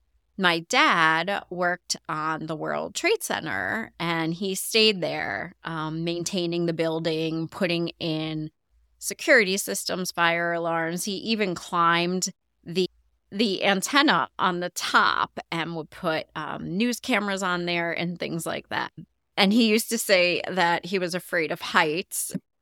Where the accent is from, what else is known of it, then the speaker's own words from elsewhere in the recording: Long Island, New York, United States; I grew up on Long Island, New York, in a middle-class neighborhood.